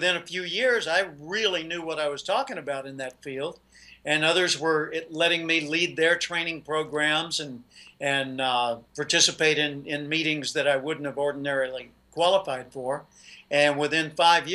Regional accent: Little Rock, Arkansas, United States; moved away as an adult; now in California, United States; I grew up in Little Rock, Arkansas. I live in California today.

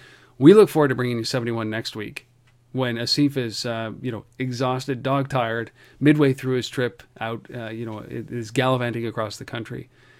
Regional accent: Canada

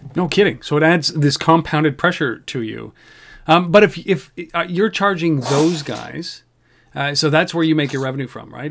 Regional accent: Canada; I'm Canadian

